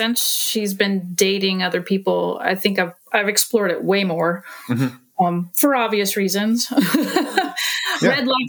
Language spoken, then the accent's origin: English; Portland, Oregon, United States; from Portland, Oregon.